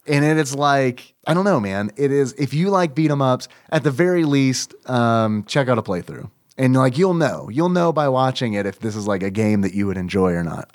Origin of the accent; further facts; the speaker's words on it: United States; I am American.